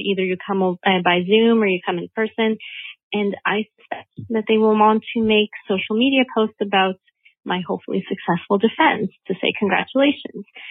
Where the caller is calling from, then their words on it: Montreal, Quebec, Canada; I'm calling in from Montreal, Canada